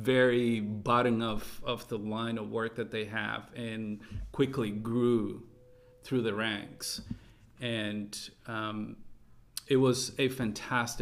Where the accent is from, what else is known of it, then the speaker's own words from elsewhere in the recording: California, United States; moved away as an adult; now in Taiwan; we are initially from California.